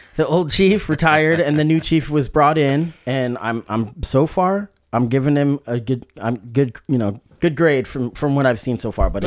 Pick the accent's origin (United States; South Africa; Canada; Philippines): United States; Salem, Oregon; I was growing up in Salem, Oregon